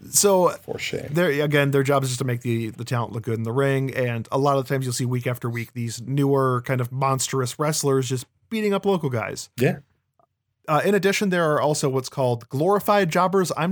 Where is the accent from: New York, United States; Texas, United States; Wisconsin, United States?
New York, United States; Brooklyn; I'm from Brooklyn. Yeah, I'm I'm I'm a Brooklyn baseball fan that likes to fight.